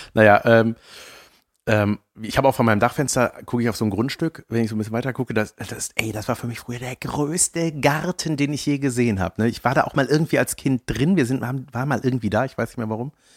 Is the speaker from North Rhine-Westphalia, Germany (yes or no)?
yes; Buschhoven, North Rhine-Westphalia, Germany; in meinem Ort, wo ich herkomme, Buschhofen